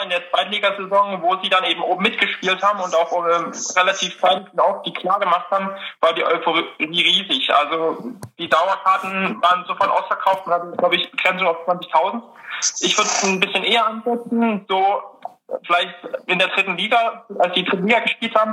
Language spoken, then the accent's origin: German; Dresden, Saxony, Germany; now in Gelsenkirchen, Germany; Ja, ich bin gebürtiger Dresdner und ja, ist meine Heimatstadt und da fühle ich mich auch wohl und zu Hause, aber bin jetzt fürs Studium nach Gelsenkirchen gezogen.